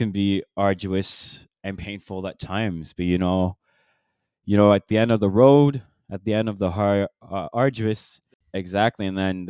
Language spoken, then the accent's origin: English; Quebec City, Quebec, Canada; She's from Gatineau, and you know, so we're from here, and then most people tend to speak French in this city, mm-hmm. and then that's why we all do speak French and English as well.